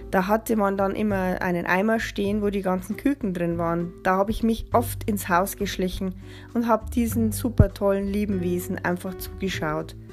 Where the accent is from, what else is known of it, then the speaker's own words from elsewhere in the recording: Bavaria, Germany; Ich bin 1976 in Bayern geboren, in der schönen Oberpfalz. Den größten Teil meines Lebens habe ich auf dem Bauernhof verbracht, auf dem meine Mutter geboren ist.